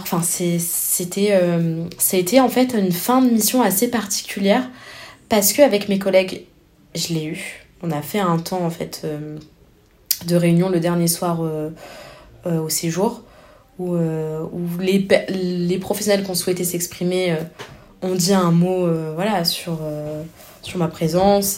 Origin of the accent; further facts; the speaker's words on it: France; je viens je viens de la France